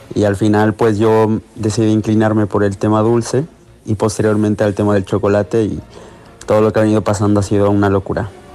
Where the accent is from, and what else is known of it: Ecuador; moved away as an adult; also born or lived in Barcelona, Spain